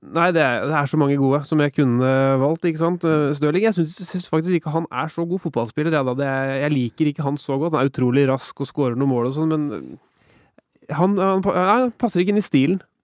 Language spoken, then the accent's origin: Norwegian; Norway; Som nordmann